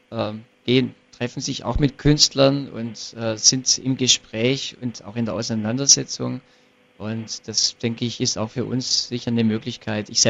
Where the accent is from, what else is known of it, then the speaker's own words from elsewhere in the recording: Ravensburg, Baden-Württemberg, Germany; Beispiel in hier in Ravensburg, ich komme aus Ravensburg